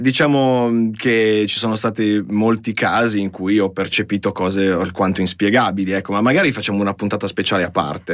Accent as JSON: {"language": "Italian", "country": "Italy"}